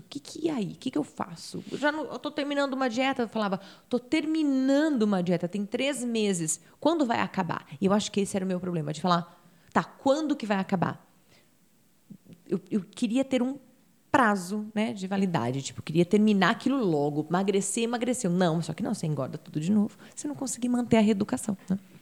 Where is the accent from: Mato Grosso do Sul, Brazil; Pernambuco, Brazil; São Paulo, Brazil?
São Paulo, Brazil; Campinas; moved away as an adult; now in United States; eu nasci em Campinas e tenho 38 anos